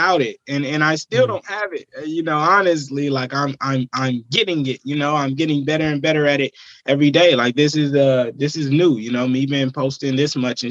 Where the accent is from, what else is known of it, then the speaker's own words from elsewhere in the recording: Vallejo, California, United States; it's just where I'm from. It's where I've gained all my experience and my knowledge, and where I've experienced life